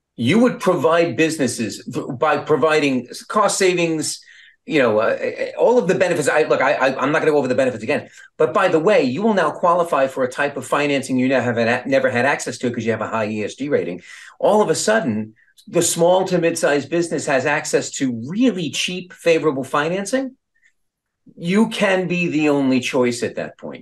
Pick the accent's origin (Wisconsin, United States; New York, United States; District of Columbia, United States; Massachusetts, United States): New York, United States; Long Beach; I was from Long